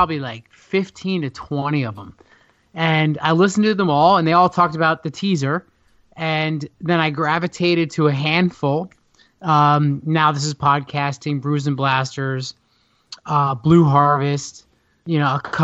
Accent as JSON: {"language": "English", "region": "New Jersey", "country": "United States", "said": "I'm from New Jersey"}